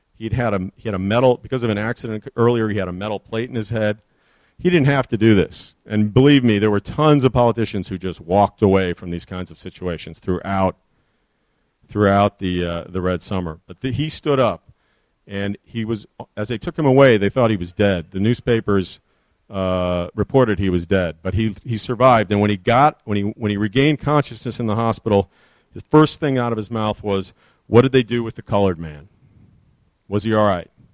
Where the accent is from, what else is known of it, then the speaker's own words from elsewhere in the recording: Chicago, Illinois, United States; also born or lived in Detroit; I grew up in Chicago